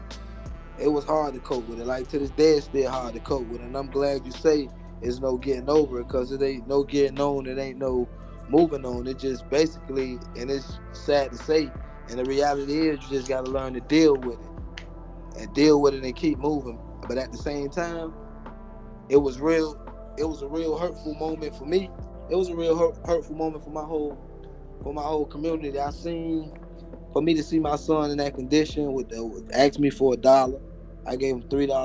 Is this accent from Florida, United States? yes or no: yes; Miami, Florida, United States; I'm from Liberty City. I'm from Miami, Liberty City